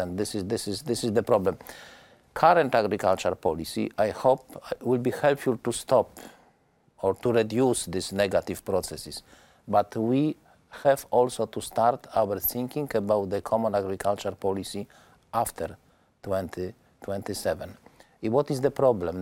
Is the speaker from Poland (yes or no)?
yes; Poland; my home country, Poland